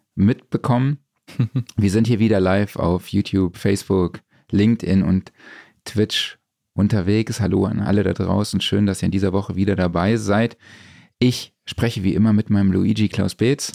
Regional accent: Saarland, Germany

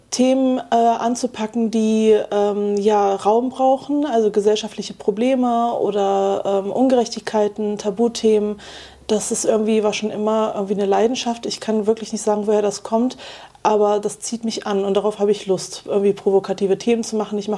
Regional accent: Wuppertal, North Rhine-Westphalia, Germany; in meiner Heimat Wuppertal gab es das Medienprojekt Wuppertal

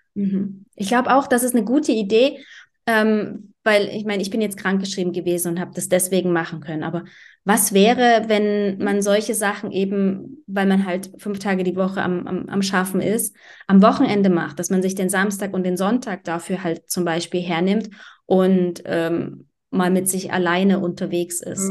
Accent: Germany; moved away as an adult; also born or lived in Berlin; ich bin mit Mitte 20, bin ich aus Deutschland raus

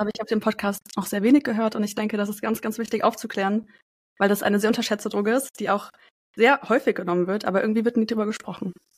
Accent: Frankfurt, Hesse, Germany; Ich komme aus Frankfurt

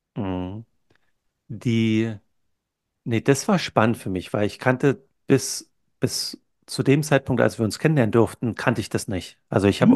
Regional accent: Brandenburg, Germany; moved away as an adult; also born or lived in Berlin / California / Maastricht / Silicon Valley; now in New Zealand; bin in der Nähe von Berlin aufgewachsen

